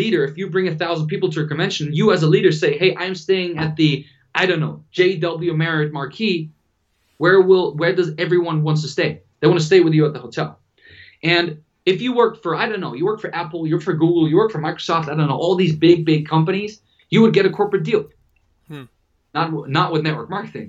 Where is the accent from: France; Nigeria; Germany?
Germany; moved away as an adult; also born or lived in Dubai; I'm from Germany.